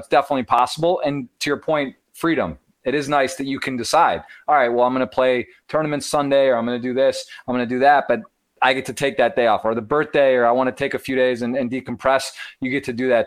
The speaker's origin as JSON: {"language": "English", "town": "Ann Arbor", "region": "Michigan", "country": "United States", "tie": "born or raised there", "said": "I'm from Ann Arbor, Michigan, born and raised"}